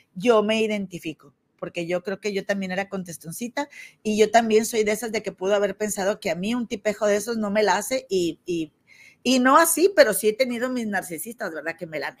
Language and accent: Spanish; Monterrey, Nuevo León, Mexico; allá de mi tierra, de Monterrey